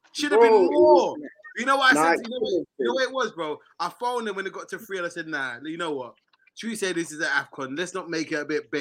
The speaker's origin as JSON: {"language": "English", "country": "Nigeria", "said": "I'm a Nigerian"}